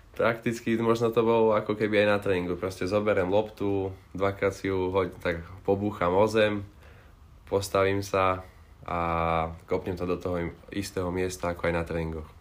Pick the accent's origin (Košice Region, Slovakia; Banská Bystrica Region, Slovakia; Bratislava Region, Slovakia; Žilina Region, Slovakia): Žilina Region, Slovakia; Strečno; vyrastal som v Strečne